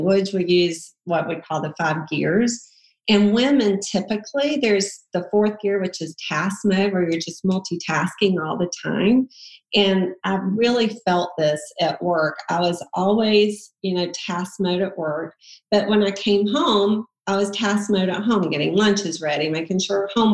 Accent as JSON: {"language": "English", "region": "South Georgia", "country": "United States", "moved": "as an adult", "lives_now": "Atlanta, United States", "said": "we're from South Georgia"}